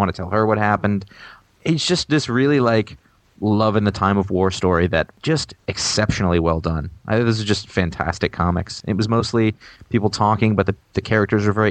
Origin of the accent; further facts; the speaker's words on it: Maine, United States; I grew up in Maine